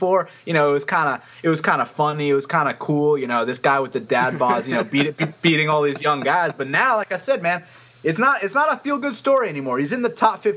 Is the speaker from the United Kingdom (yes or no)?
no; the South, United States; I'm from the South